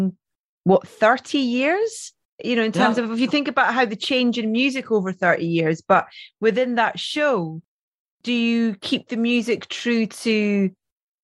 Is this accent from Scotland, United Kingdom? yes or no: yes; near St Andrews, Scotland, United Kingdom; I grew up in really near St. Andrews